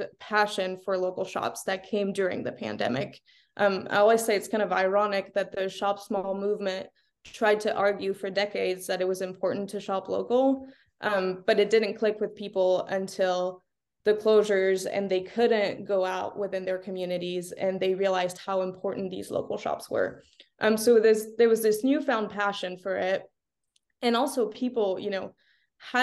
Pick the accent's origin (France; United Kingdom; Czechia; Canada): France; also born or lived in California; now in Oklahoma City, United States; I grew up in France